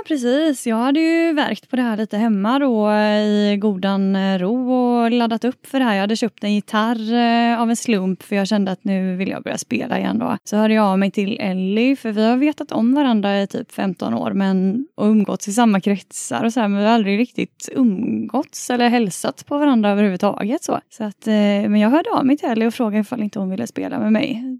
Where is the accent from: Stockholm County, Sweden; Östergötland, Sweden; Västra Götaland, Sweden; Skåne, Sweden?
Västra Götaland, Sweden; Stenungsund; Jag är från Stenungsund